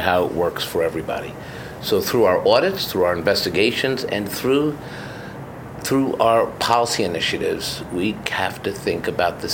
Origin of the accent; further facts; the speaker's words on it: New York City, New York, United States; growing up in Washington Heights, when the city was on the edge of bankruptcy